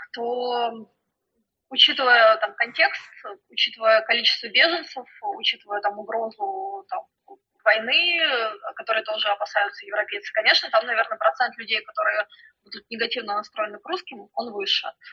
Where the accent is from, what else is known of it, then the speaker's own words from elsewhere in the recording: Russia; now in United States; я из России